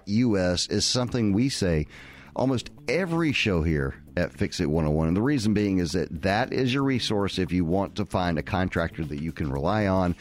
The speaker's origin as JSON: {"language": "English", "region": "the South", "country": "United States", "tie": "born or raised there", "said": "Growing up in the South."}